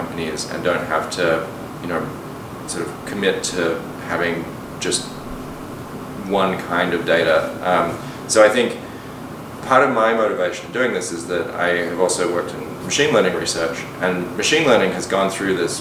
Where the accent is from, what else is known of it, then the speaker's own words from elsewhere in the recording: Perth, Western Australia, Australia; moved away; also born or lived in London, United Kingdom; So I grew up in Australia. I was born in London, and my parents moved to Australia when I was 8 years old.